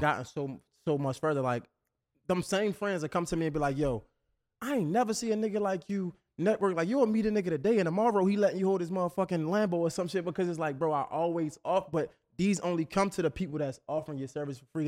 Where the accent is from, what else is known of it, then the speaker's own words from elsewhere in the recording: Baltimore, Maryland, United States; I'm from up north, right? So I'm, I'm from Baltimore